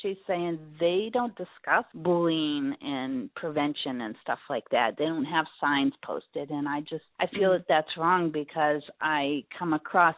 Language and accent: English; Bristolville, Ohio, United States; moved away as an adult; also born or lived in Florida; I was born in Bristolville, Ohio, a small town, probably about an hour south of Cleveland. Lived there for over 32 years and then moved to Florida for a while.